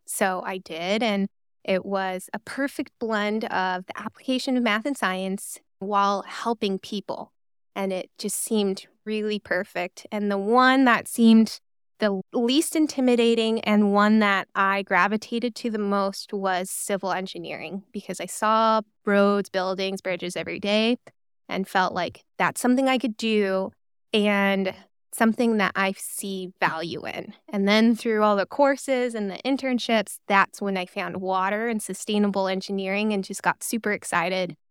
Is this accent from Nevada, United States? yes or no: yes; Reno, Nevada, United States; moved away as an adult; also born or lived in Corvallis, Oregon / Cincinnati, Ohio / Los Angeles, California; I was born and raised in Reno, Nevada